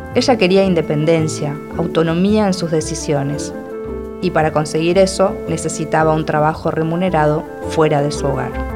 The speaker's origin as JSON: {"language": "Spanish", "country": "Argentina", "said": "soy argentina y escritora"}